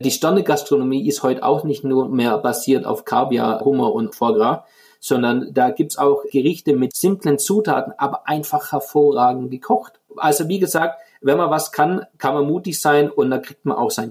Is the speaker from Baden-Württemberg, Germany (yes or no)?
yes; Baden-Württemberg, Germany; Und ich gebe jetzt einfach ein Beispiel aus meiner Heimat, aus dem Schwäbischen, die Maultasche.